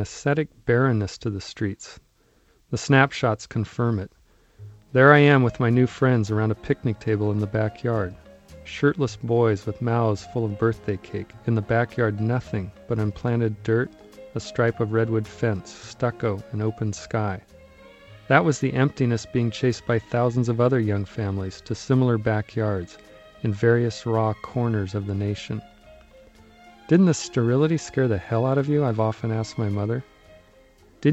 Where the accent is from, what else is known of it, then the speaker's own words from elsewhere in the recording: Mediterranean California, United States; she was determined to invent this Irishness for us in the middle of Mediterranean California